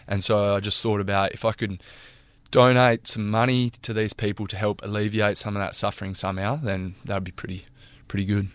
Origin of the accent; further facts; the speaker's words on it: Narrabeen, New South Wales, Australia; now in Karratha, Australia; my hometown in Narrabeen